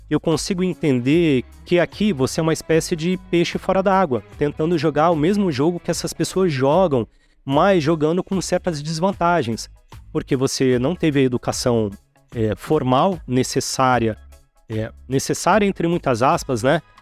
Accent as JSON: {"language": "Portuguese", "town": "Santos", "region": "São Paulo", "country": "Brazil", "tie": "born or raised there", "also_born_or_lived": "Registro / Venda Nova do Imigrante / São Vicente / Guarujá", "said": "Eu vivi quase toda a minha adolescência em Santos, ali na Baixada Santista, né?"}